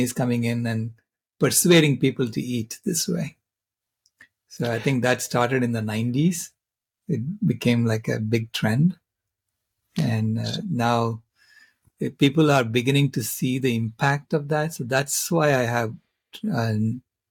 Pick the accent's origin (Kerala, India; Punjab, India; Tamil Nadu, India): Tamil Nadu, India; Chennai; moved away; also born or lived in Mangalore, India; I was born in Mangalore, which is on the western coast of India, and I was raised in Chennai, which is on the eastern coast of India